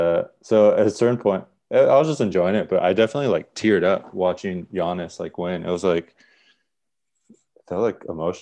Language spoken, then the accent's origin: English; San Diego, California, United States; San Diego.